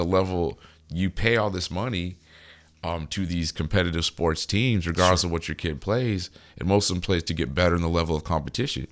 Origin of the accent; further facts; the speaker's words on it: United States; We're American